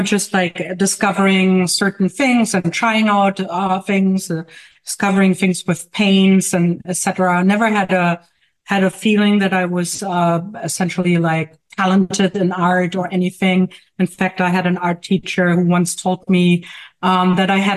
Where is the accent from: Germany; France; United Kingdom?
Germany; moved away as an adult; now in Jersey City, United States; As you may hear from my accent, I may live in Jersey City, in New Jersey. But I'm actually from Germany. I only lived for 10 years in the U.S.